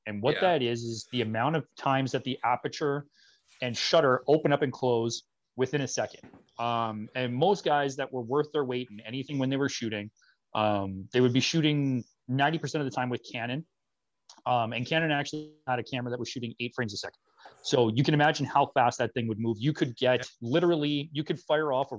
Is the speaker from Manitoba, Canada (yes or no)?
yes; Thompson, Manitoba, Canada; moved away as an adult; we were from Northern Manitoba, born and raised up in Thompson